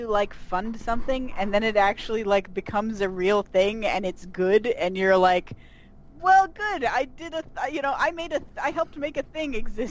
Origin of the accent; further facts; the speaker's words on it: New England, United States; moved away; As someone who grew up in a small New England town